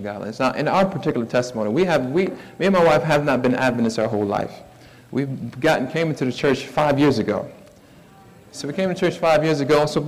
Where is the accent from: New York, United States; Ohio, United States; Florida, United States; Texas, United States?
Florida, United States; Miami; now in Somerville, United States; I'm from Miami, Fort Lauderdale area